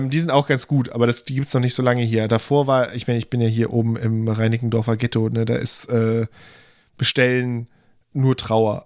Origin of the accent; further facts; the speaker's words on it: Germany; wir sind als Deutsche